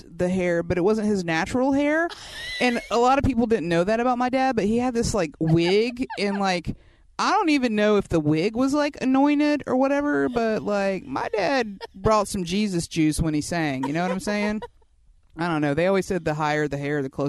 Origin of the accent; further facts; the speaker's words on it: West Georgia, United States; I grew up out in West Georgia, and, you know, everybody out here sort of Babticostal